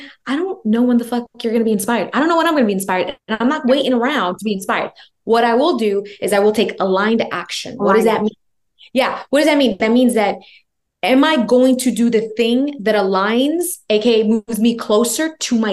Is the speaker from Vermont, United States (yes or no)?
no; New York, United States; I'm from New York.